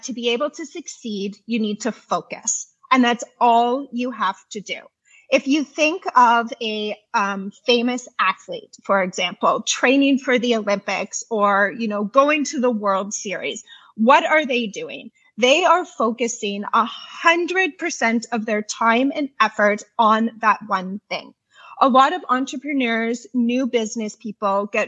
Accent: Canada; I'm from Canada.

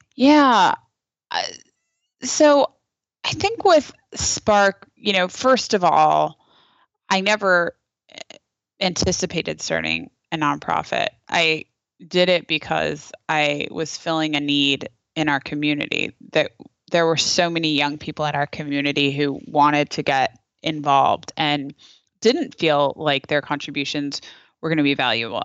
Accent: Napa, California, United States; I'm from Napa, where we had, uh, we had, uh, terrible fires that, that destroyed our community

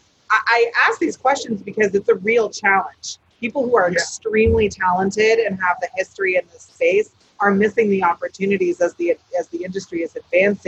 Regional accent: Emerald Triangle, California, United States; I come from the Emerald Triangle. I come from old school cannabis

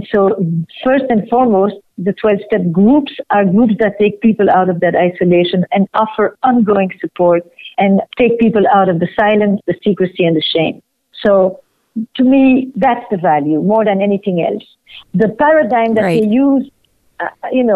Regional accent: Flemish part of Belgium, Flanders, Belgium; moved away; I'm from Belgium, from the Flemish part of Belgium

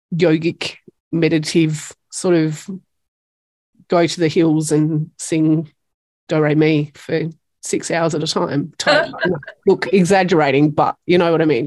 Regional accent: Tasmania, Australia; from Tasmania

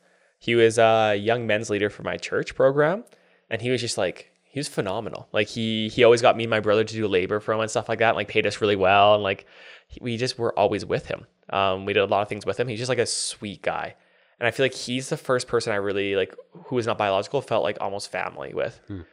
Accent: Whitecourt, Alberta, Canada; born there; also born or lived in Taber / Medicine Hat / Japan; So I was born in Whitecourt. So that's 2 hours northwest of Edmonton. So born there. Then I moved to Taber for 4 years. And then I graduated high school med's hat, lived in Japan for 2 years

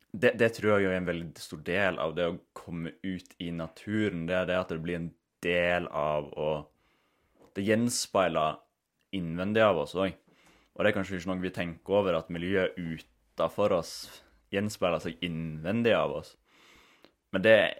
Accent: Norway; Vi kommer jo ifra Den norske kulturen kommer jo ifra liksom, husmannssamfunn

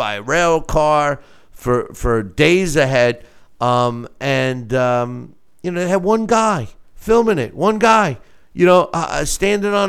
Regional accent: Lake George, New York, United States; my hometown is Lake George, New York

